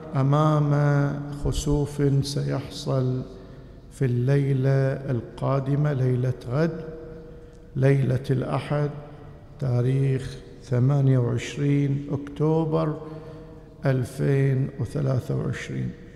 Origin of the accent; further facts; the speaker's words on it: Bahrain; بلدنا البحرين